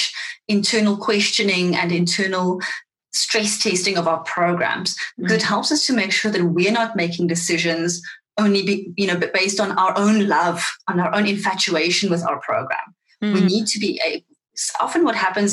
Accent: South Africa; accent: Afrikaans; first language Afrikaans; English is a second language; my Afrikaans, which is my first language

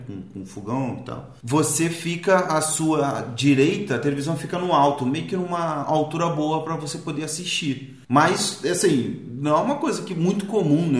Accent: Rio de Janeiro, Brazil; Eu lembrei muito da minha infância lá em Marechal, em Beto Ribeiro

